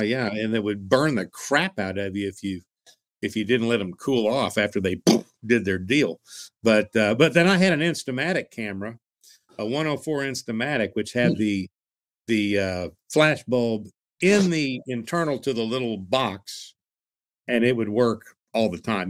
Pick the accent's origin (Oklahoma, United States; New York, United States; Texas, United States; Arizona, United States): Oklahoma, United States; Tulsa; when I was growing up in Tulsa, we had the Tulsa Oilers ice hockey team